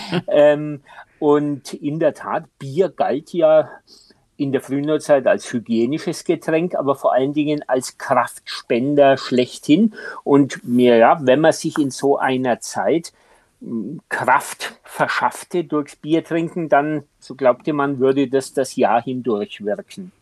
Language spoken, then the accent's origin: German; Franconia, Bavaria, Germany; ich als Franke